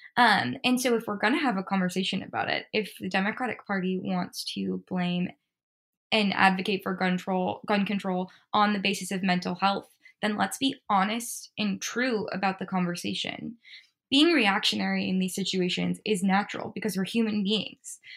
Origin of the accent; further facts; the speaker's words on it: Midwest, United States; I'm from the Midwest. Uh, like I said, grew up in a house with guns